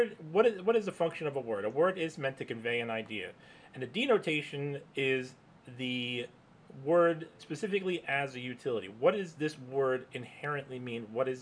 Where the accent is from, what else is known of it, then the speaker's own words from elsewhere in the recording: England, United Kingdom; Now, of course, we're doing this in English because we're English, primarily English-speaking people.